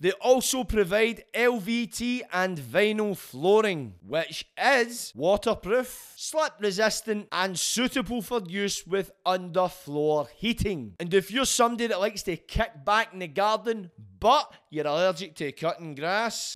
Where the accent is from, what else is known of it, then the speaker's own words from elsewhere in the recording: Glasgow, Scotland, United Kingdom; growing up in Glasgow